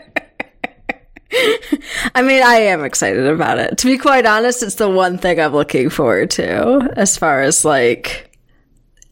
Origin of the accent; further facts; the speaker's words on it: Jamestown, New York, United States; I grew up in her hometown, so my hometown is her hometown